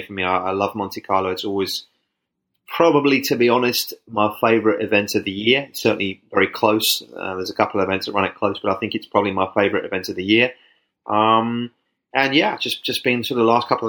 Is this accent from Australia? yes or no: no; United Kingdom; moved away; I kind of played tennis sort of 7, 8, 9, short tennis back in the UK.